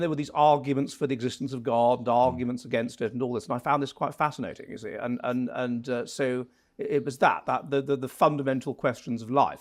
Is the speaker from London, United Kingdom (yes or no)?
yes; Wimbledon, London, United Kingdom; moved away as an adult; now in Finland; Originally from, um, Wimbledon, um, so j, sort of the su, area around there